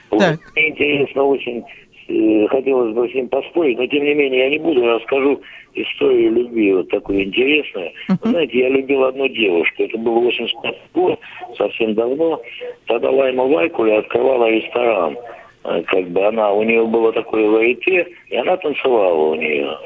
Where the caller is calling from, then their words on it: Moscow, Russia; Здравствуйте, добрый вечер. Я из Москвы.